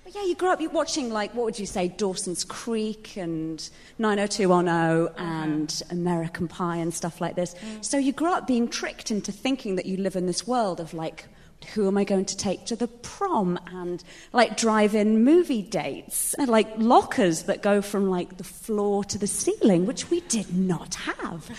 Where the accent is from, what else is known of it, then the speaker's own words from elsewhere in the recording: England, United Kingdom; moved away; I grew up in England